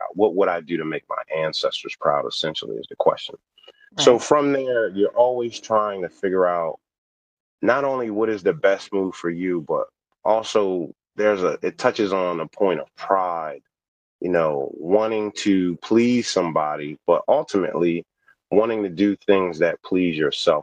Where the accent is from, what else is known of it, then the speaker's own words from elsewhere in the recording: New Jersey, United States; moved away as an adult; also born or lived in Delaware / West Virginia; I grew up born in Delaware, grew up in New Jersey, but then I went to school in West Virginia